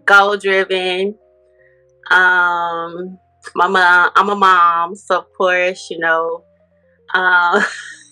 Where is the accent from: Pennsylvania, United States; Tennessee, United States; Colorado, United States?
Tennessee, United States; Memphis; moved away; I'm from Memphis, Tennessee, originally